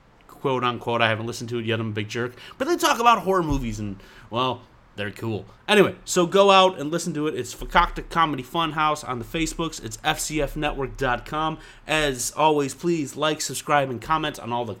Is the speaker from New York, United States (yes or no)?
yes; New York, United States; I'm from New York